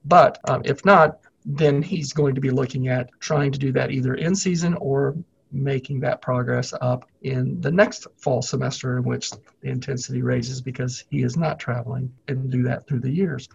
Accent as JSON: {"language": "English", "town": "Mansfield", "region": "Missouri", "country": "United States", "moved": "as an adult", "lives_now": "Lawrence, United States", "said": "I'm from Mansfield. It's not a big place"}